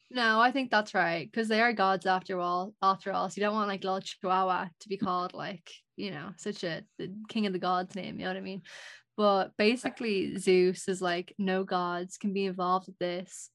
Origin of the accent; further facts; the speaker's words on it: Ireland; I know in Irish folklore we definitely have like very strong like folklore